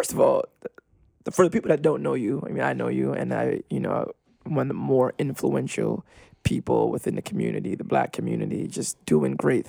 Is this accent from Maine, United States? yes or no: no; New York City, New York, United States; I'm from Crown Heights, man.